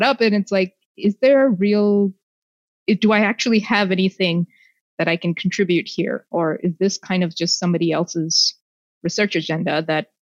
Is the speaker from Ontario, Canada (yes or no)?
yes; Toronto, Ontario, Canada; born or raised there; also born or lived in India